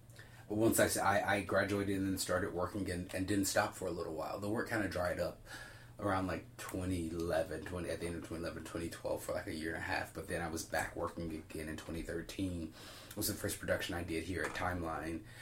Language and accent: English; Birmingham, Alabama, United States; now in Chicago, United States; being born and raised in Birmingham